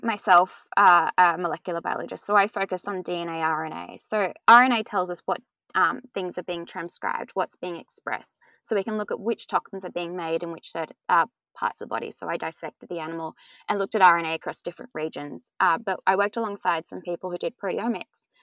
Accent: Australia; Growing up in Australia

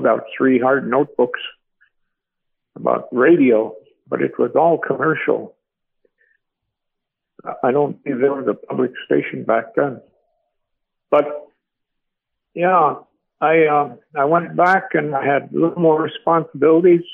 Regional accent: Bethel, Alaska, United States; moved away as an adult; also born or lived in Anchorage, Alaska; now in Matanuska Valley, United States; I'm from Bethel, Alaska, born and raised there

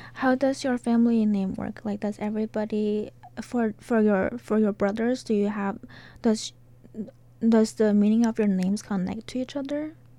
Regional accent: China; moved away as an adult; now in Arkansas, United States; I'm from China.

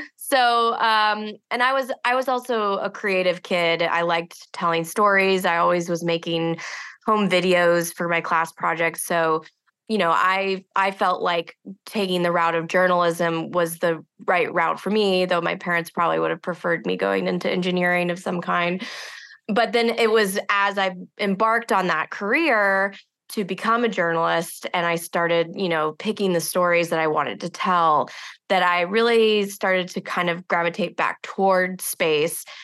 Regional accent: Houston, Texas, United States; I grew up outside of Houston in a community that was very close to the space program

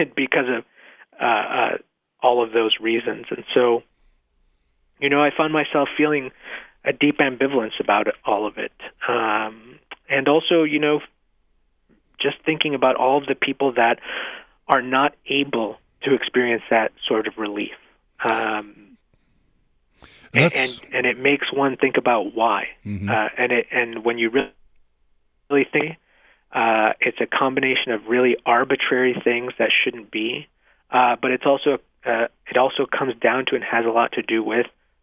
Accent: Mexico; now in Nevada, United States; I was born in Mexico

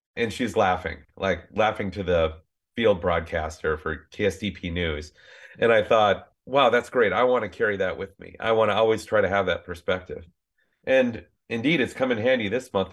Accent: Minnesota, United States; now in California, United States; growing up in Minnesota, descended from farming families on both sides

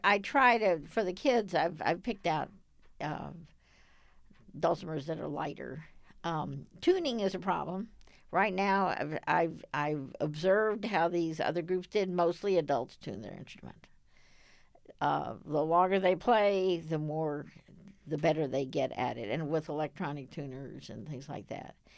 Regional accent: Dallas, Texas, United States; I grew up in Dallas.

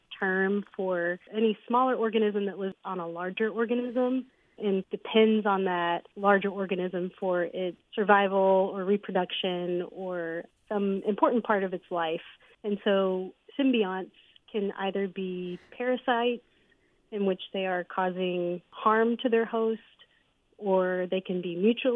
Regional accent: North Little Rock, Arkansas, United States; also born or lived in Memphis, Tennessee / Jonesboro, Arkansas; I was born and raised in North Little Rock, Arkansas

